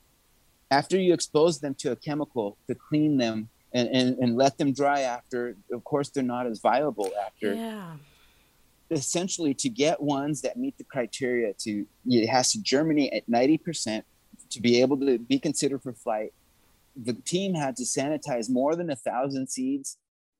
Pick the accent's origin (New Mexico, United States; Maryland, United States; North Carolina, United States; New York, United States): New Mexico, United States; moved away; I am from New Mexico